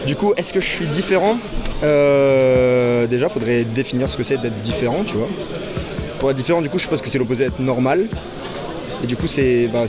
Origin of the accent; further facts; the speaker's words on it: Casablanca, Casablanca-Settat, Morocco; je suis de Casa, hein, je viens du campus de Casa